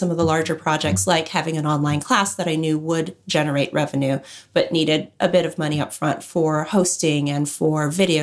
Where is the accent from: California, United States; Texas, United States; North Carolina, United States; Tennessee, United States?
California, United States; Los Angeles; I grew up in Los Angeles